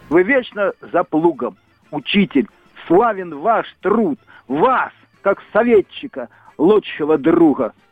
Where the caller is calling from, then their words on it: Tver, Tver Oblast, Russia; Я из Твери звонил.